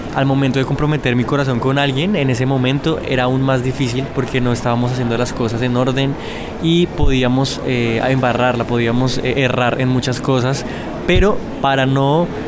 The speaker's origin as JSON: {"language": "Spanish", "region": "Bogotá", "country": "Colombia", "tie": "born or raised there", "said": "Yo eh, nací en Bogotá, eh, crecí eh, pues"}